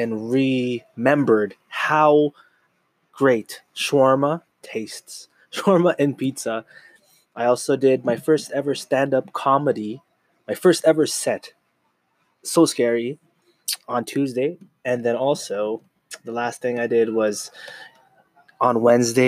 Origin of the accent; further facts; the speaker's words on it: Canada; I was born in Canada, North America